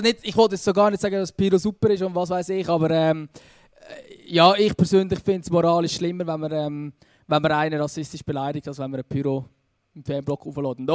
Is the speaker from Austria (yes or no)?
no; Switzerland; bei uns in der Schweiz